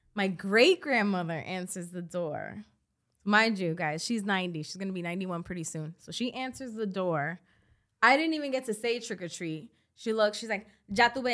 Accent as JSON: {"language": "English", "town": "New York City", "region": "New York", "country": "United States", "tie": "born or raised there", "said": "we were born and raised in the Bronx"}